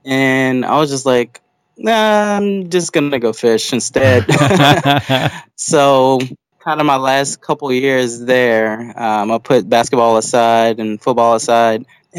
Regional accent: Houston, Texas, United States; moved away as an adult; also born or lived in Davenport, Iowa; now in Orlando, United States; Yes, I grew up in Houston, Texas.

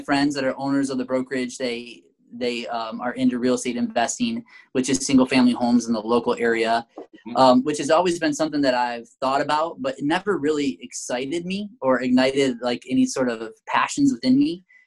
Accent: Michigan, United States; moved away; Emily and I are from Michigan. Uh, we were both born and raised in Michigan

